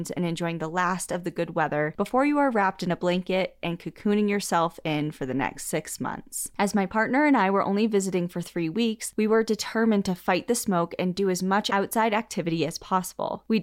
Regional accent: Washington, United States; I flew back to my home state of Washington for a long overdue visit.

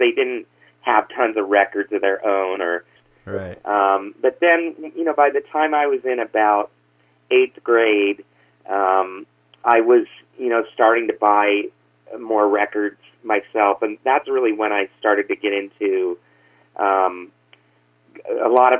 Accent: Lincoln, Nebraska, United States; also born or lived in Los Angeles, California; now in Omaha, United States; Okay, well, I grew up in Lincoln, Nebraska.

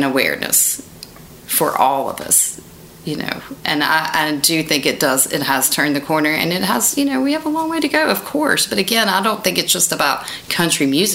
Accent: West Virginia, United States; now in Nashville, United States; I am from West Virginia.

